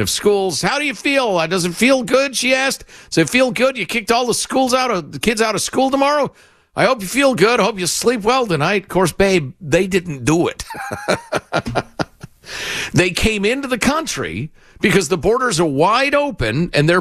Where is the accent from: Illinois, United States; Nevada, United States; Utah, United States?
Illinois, United States; Chicago; I grew up with it in Chicago